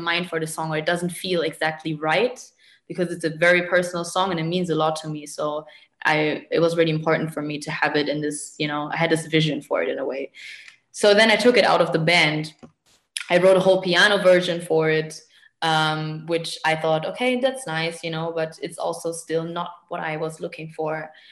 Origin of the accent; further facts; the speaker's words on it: Munich, Bavaria, Germany; moved away as an adult; also born or lived in Arnhem; now in Berlin, Germany; originally, I grew up in Munich